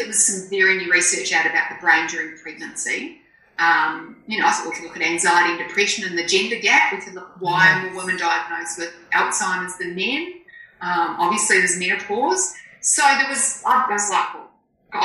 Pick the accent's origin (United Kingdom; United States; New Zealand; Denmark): New Zealand; I'm a Kiwi